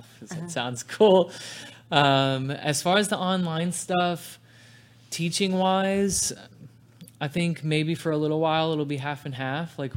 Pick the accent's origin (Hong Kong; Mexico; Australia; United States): United States; New York; moved away; my hometown's New York and my whole family's from there.